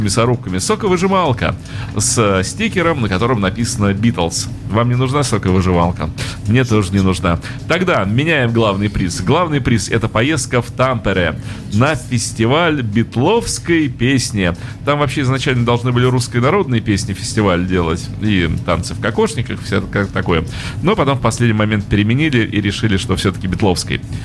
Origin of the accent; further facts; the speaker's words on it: Saint Petersburg, Russia; это я уже как петербуржец